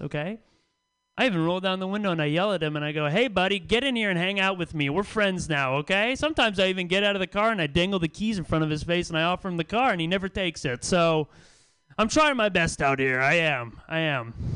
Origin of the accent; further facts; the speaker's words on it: the Bay Area, California, United States; now in San Francisco, United States; I live in San Francisco now. I've lived here for a couple years. I'm from the Bay, but it's my first time living in San Francisco